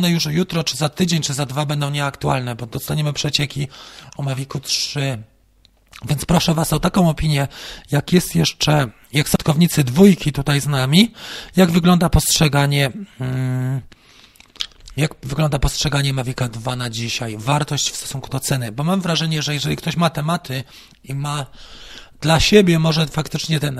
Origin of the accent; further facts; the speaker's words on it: Warmian-Masurian Voivodeship, Poland; Wiem, bo sam pochodzę z Mazur, no to może już z Warmii.